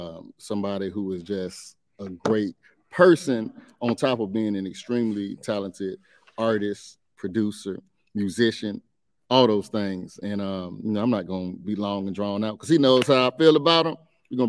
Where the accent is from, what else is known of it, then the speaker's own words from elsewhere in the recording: Virginia Beach, Virginia, United States; also born or lived in Washington, D.C.; I grew up on the coast down there, Virginia Beach, Norfolk, all that area, 757. Okay. And I've been here pretty much the whole time outside of that, other than 3 years in D.C.